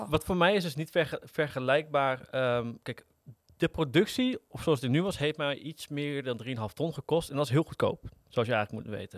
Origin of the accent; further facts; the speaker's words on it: Netherlands; Als Nederlanders